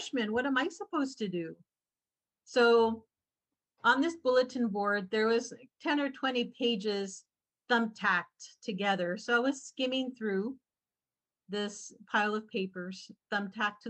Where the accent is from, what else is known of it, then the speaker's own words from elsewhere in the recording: Falfurrias, Texas, United States; now in San Antonio, United States; I was born and raised in South Texas in a very small town called Falfurrias, Texas.